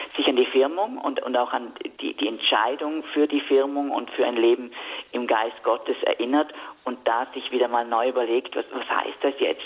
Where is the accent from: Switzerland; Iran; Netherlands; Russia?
Switzerland; bei uns in der Schweiz damals so sehr jung gefirmt. Ich glaube, ich war da zwölf